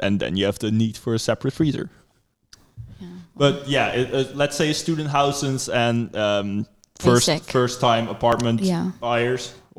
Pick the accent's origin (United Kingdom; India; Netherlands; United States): Netherlands; Papendrecht, South Holland; Yeah. It's near Rotterdam.